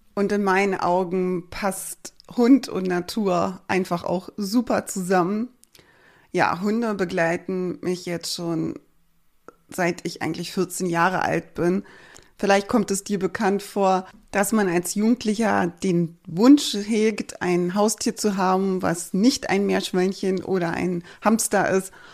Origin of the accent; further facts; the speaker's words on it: Berlin, Germany; moved away as an adult; now in Schleswig-Holstein, Germany; ich komme ursprünglich aus Berlin, wurde dort geboren